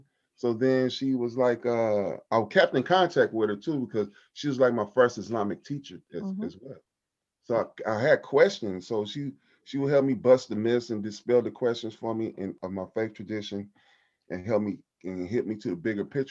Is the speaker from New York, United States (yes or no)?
no; Compton, California, United States; Growing up in Compton